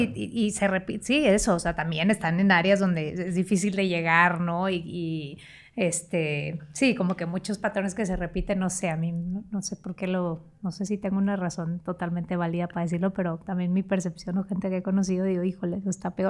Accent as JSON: {"language": "Spanish", "town": "San Pedro Garza García", "region": "Nuevo León", "country": "Mexico", "tie": "born or raised there", "also_born_or_lived": "Monterrey", "moved": "as an adult", "lives_now": "Mexico City, Mexico", "said": "yo crecí en San Pedro"}